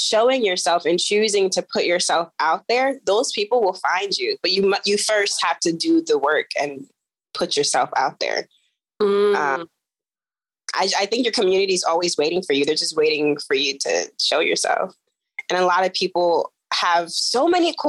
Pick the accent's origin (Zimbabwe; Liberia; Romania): Liberia; moved away; I'm an immigrant. I'm from Liberia.